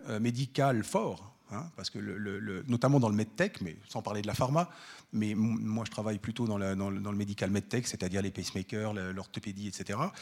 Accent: France; moved away as an adult; now in Switzerland; Moi, je suis français d'origine

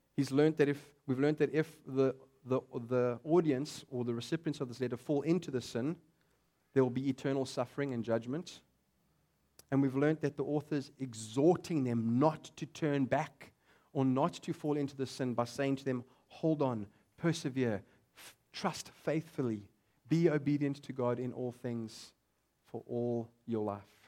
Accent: South Africa; But I am a South African

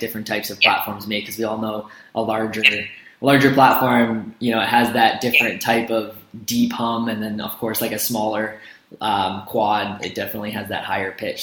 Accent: central Canada, Canada; as a Canadian, uh, you know, in, in, Central Canada

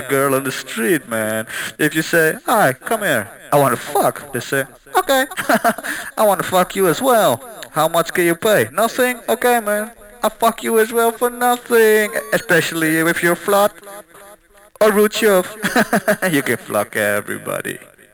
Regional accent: Prague, Czechia; We're from Prague

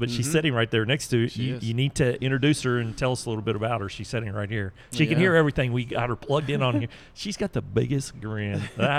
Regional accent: Atlanta, Georgia, United States; growing up in Atlanta, I mean, I think everybody drinks Coke in Atlanta.

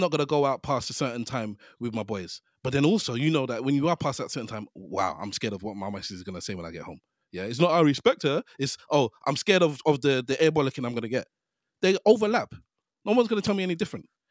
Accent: London, United Kingdom; I grew up in Hackney.

